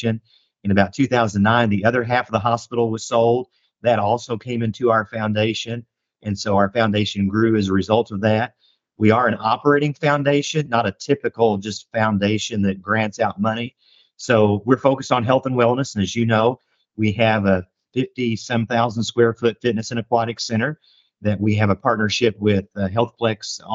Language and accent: English; Indianapolis, Indiana, United States; moved away as an adult; also born or lived in Johnson City, Tennessee / Northern Kentucky / Cincinnati; now in El Dorado, United States; a native Hoosier from Indianapolis originally